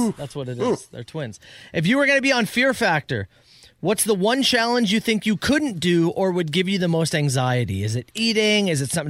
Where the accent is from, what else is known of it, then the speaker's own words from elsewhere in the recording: Woodstock, Ontario, Canada; born there; also born or lived in British Columbia; I've been all over. I was born in Woodstock, went to BC, came back to Ontario.